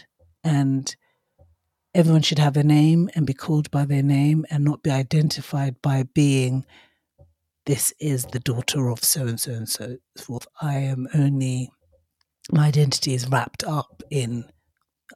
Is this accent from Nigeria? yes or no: yes; Nigeria; in my father's culture, well, where I was brought up, so I'm half Nigerian